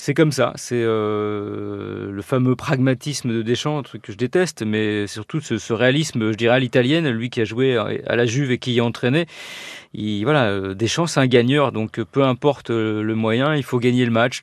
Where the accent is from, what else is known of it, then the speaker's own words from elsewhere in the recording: France; je suis français